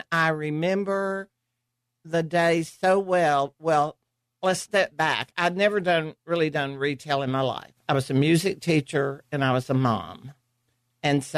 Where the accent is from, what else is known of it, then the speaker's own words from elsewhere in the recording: Pine Bluff, Arkansas, United States; moved away as an adult; also born or lived in Germany; now in Carrollton, United States; I was born in Pine Bluff, Arkansas